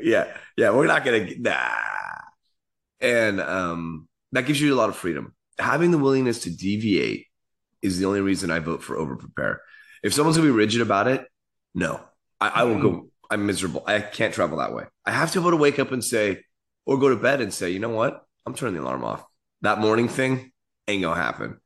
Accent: San Francisco, California, United States; I grew up in the city

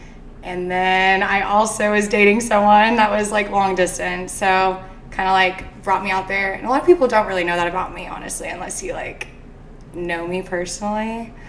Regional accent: Arizona, United States; moved away as an adult; also born or lived in Kentucky; now in Nashville, United States; So I grew up in Arizona. I went to high school out there until I was about 18.

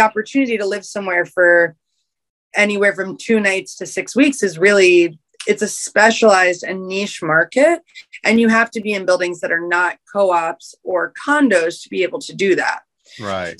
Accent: New York City, New York, United States; I was raised in Union Square. I'm a native New Yorker.

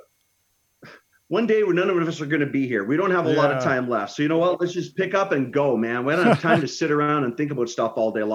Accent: Canada; I love my home country, but I live in a very northern climate, and our food is pretty selective here

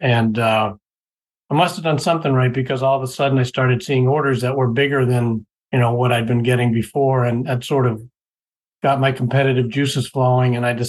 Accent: Boston, Massachusetts, United States; You wouldn't hear it in my voice, but I'm from the Boston area originally, born and raised. I actually probably lived outside of New England for less than 18 months of my life

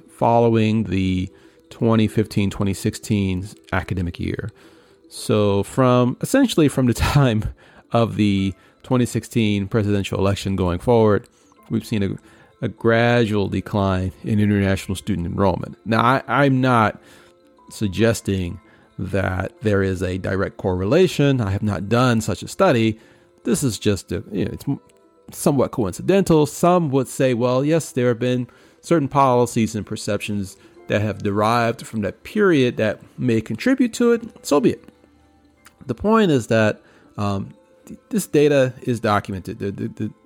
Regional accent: New York City, New York, United States; my days as a kid growing up in Queens

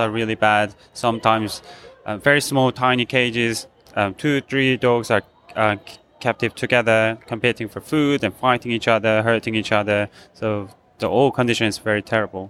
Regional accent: South Korea; I'm from South Korea

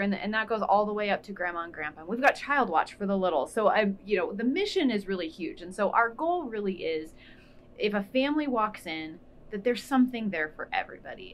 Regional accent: Alliance, Nebraska, United States; also born or lived in Lincoln, Nebraska; I moved here when I was in fifth grade, so I feel like I did all of my growing up here. I did all the important things here, so Alliance is always um, considered my hometown.

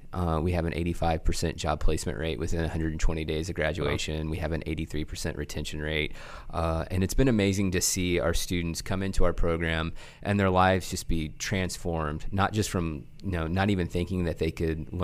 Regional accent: Oklahoma, United States; also born or lived in California; I was born in Southern California and grew up in Oklahoma.

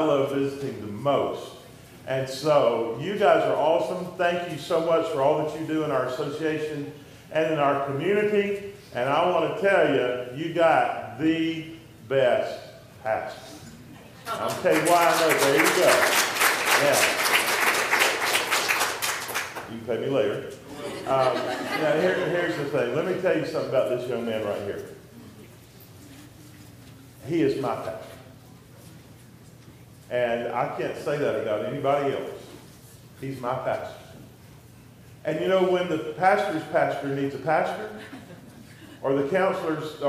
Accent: Dublin, Georgia, United States; moved away as an adult; now in Blairsville, United States; That's my hometown, Dublin, Georgia

